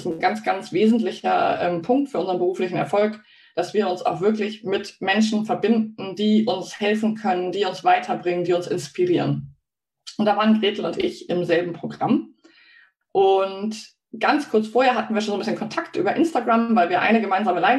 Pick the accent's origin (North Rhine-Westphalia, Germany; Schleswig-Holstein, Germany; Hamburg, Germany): Hamburg, Germany; ich komme aus Hamburg und ich wohne im Wald. Ja, das stimmt.